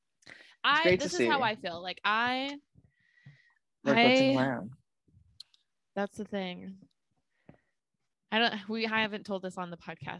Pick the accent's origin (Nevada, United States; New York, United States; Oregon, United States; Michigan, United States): Nevada, United States; Las Vegas; moved away as an adult; now in Denver, United States; I'm from Vegas.